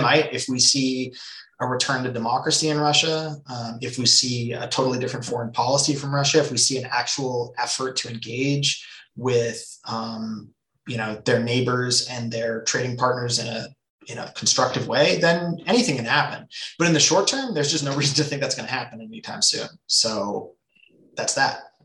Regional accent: Nelson, British Columbia, Canada; moved away; I grew up in British Columbia, a small town called Nelson

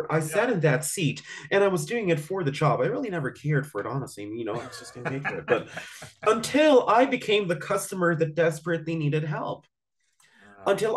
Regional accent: Philippines; also born or lived in southern United States; I'm originally from the Philippines, but my roots come from the southern part of the United States, so we're southern.

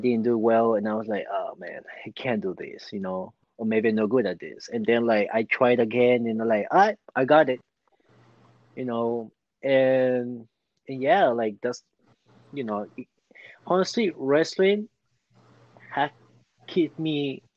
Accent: Peru; born or raised there; now in United States

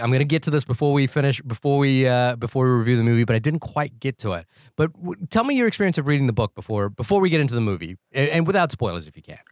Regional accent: New Zealand; moved away; that's my home country

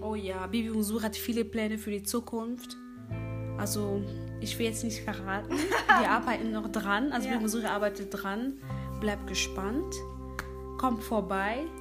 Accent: Cologne, North Rhine-Westphalia, Germany; also born or lived in Democratic Republic of the Congo; komme aus Köln

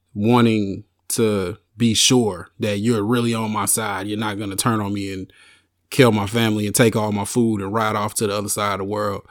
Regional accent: Arkansas, United States; I grew up in the South, born and raised in the South in Arkansas

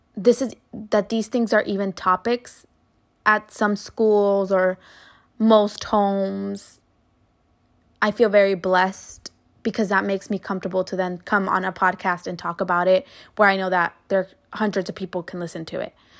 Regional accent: Mexico; now in United States; I was born in Mexico, but I live here and I contribute to this country

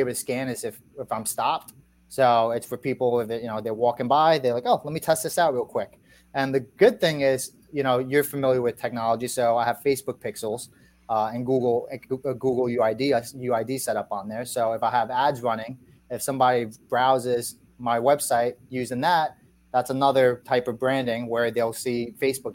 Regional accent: New York, United States; moved away as an adult; now in Virginia, United States; I'm originally from New York

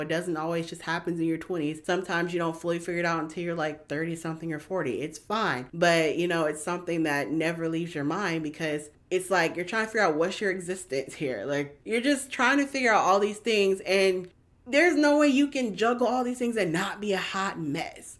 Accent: Georgia, United States; I'm from Georgia, born and raised

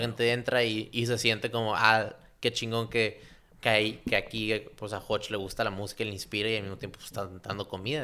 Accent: Tijuana, Baja California, Mexico; yo era el único mexicano de ahí, el único de Tijuana

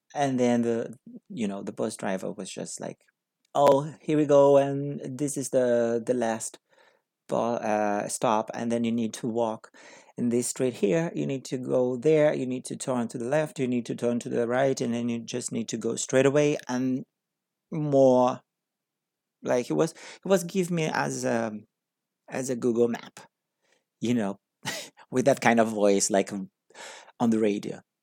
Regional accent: Brazil; English is a second language; moved away as an adult; I came from Brazil. I'm a Brazilian person living in a different country to learn English.

